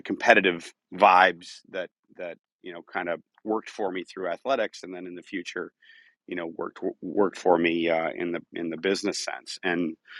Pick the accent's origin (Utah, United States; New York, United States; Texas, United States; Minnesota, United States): Minnesota, United States; Eden Prairie; I grew up in Minneapolis area, Eden Prairie, which is now actually where our company is headquartered as well